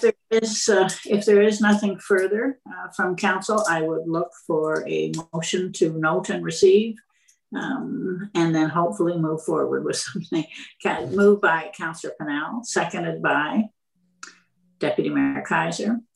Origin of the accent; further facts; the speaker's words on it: Renfrew, Ontario, Canada; I was born in Renfrew